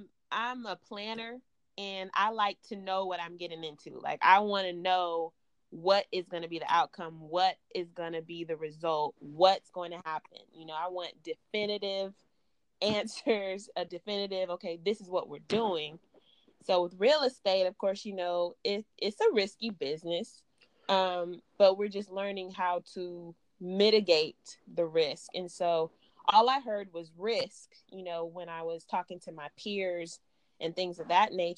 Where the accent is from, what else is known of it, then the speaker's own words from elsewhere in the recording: San Antonio, Texas, United States; also born or lived in Alabama; now in Louisville, United States; because again, I'm from Texas. So San Antonio, 1.1 million people, the population.